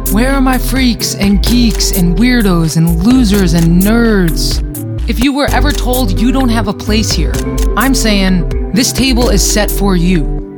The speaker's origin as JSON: {"language": "English", "region": "New Jersey", "country": "United States", "tie": "born or raised there", "said": "I grew up right outside of New York City in Northern New Jersey and couldn't wait to get out."}